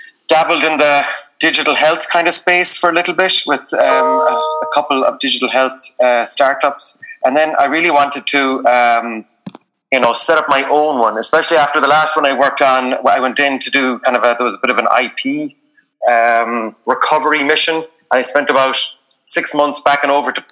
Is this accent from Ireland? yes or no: yes; Galway, Connacht, Ireland; also born or lived in South Pacific; I'm from Galway, went to college in NUI Galway